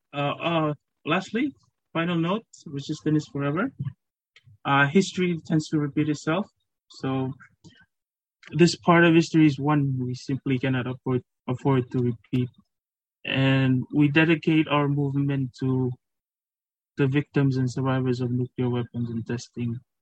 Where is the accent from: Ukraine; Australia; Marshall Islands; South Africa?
Marshall Islands; moved away as an adult; now in Fiji; I'm from the Marshall Islands